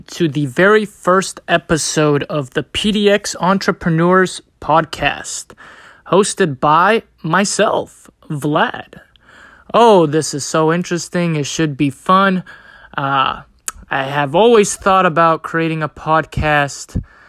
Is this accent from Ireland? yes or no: no; Bosnia & Herzegovina; now in United States; So I'm originally from Bosnia. I moved to the United States in 1997 due to a civil war in my country, and I have been here since then.